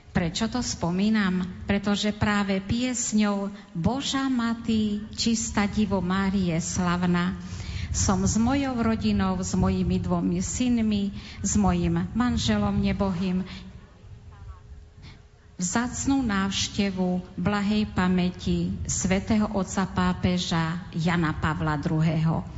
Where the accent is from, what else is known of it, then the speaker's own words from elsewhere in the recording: eastern Slovakia, Slovakia; U nás na východnom Slovensku, odkiaľ pochádzam